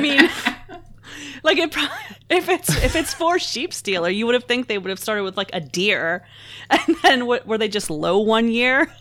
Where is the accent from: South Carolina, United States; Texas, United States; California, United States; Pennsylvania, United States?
Pennsylvania, United States; Pittsburgh; I'm from Pittsburgh and we don't really have a public transit system